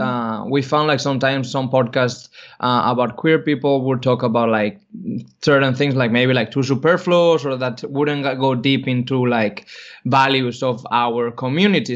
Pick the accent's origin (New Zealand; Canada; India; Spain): Spain; moved away; I grew up in Spain